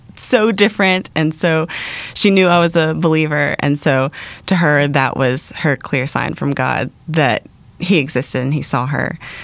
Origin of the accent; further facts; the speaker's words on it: Atlanta, Georgia, United States; moved away as an adult; now in Middle East; I grew up in the Atlanta area.